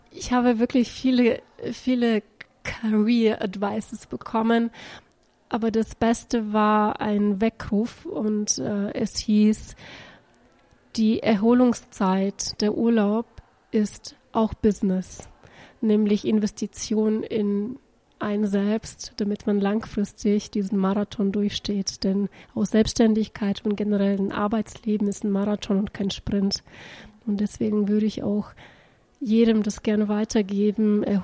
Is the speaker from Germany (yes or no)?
no; Bulgaria; ich bin Bulgarin und ich bin Deutsche.